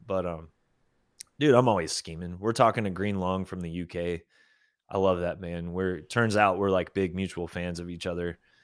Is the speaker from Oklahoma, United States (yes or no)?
yes; Oklahoma, United States; also born or lived in Arkansas / Texas; now in Austin, United States; growing up in Oklahoma